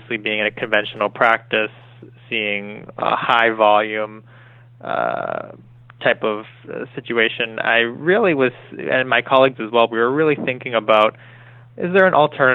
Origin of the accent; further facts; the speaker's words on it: Sharon, Massachusetts, United States; I grew up in Massachusetts. I'm from Sharon, Massachusetts.